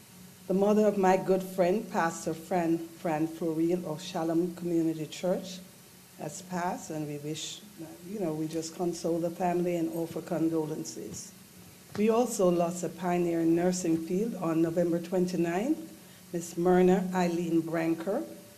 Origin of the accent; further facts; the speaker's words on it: New York City, New York, United States; moved away; I'm from Brooklyn